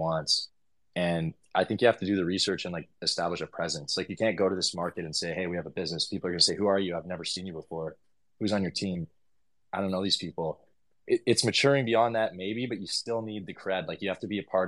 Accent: Vancouver, British Columbia, Canada; moved away as an adult; also born or lived in Tofino, Canada; now in Portugal; I'm from Vancouver originally

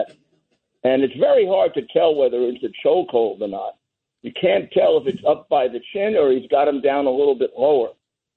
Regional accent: New York City, New York, United States; when I was a kid, I grew up in Bedford-Stuyvesant, went to high school there

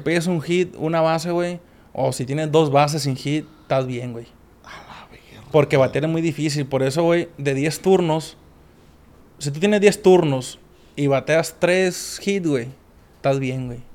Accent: Mexico; somos que como cuatro mexicanos nomás los que estamos ahí

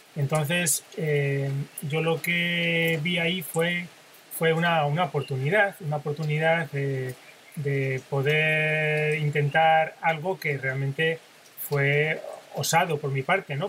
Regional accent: Spain; yo, que soy español

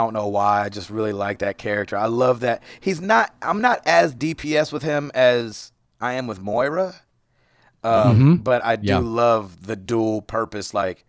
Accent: United States; Ooh, we're American.

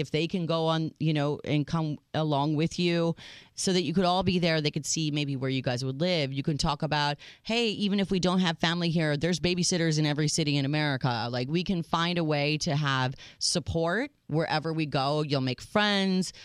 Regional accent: Minnesota, United States; moved away; I grew up in Minnesota

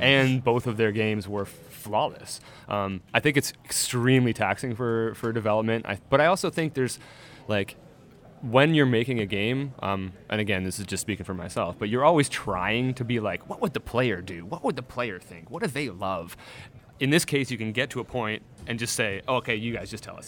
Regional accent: Canada; I'm Canadian

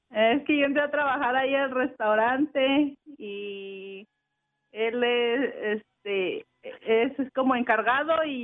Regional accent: Mexico City, Mexico; moved away; De la Ciudad de México.

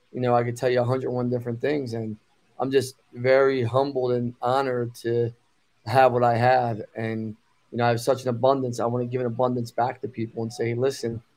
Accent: Philadelphia, Pennsylvania, United States; I was born in Northeast Philadelphia, Bucks County, born into a group home, foster care system

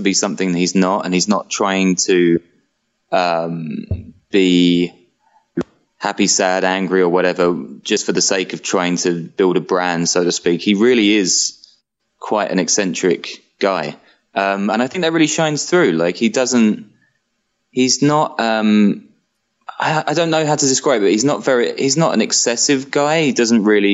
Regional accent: London, United Kingdom; now in Berlin, Germany; I'm from London originally

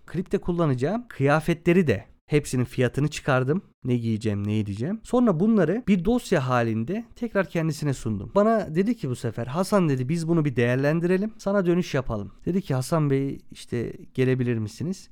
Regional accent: Çorum Province, Turkey; also born or lived in Adana; 16 Şubat 1995'te Çorum'da doğdum

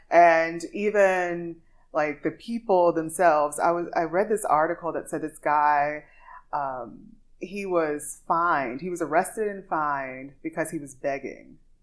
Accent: Louisiana, United States; now in Dubai, United Arab Emirates; grew up in the church, so I'm singing gospel, classical, a little jazz because I'm from Louisiana

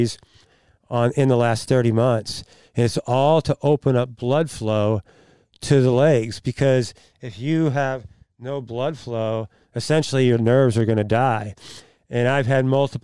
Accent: Oakville, Missouri, United States; I was born and raised in Oakville

